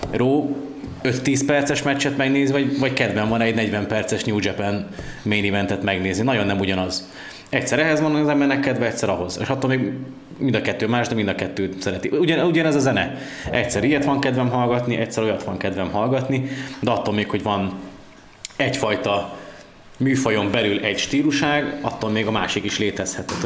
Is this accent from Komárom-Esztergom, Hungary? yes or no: no; Budapest, Hungary; én is szuper Pesti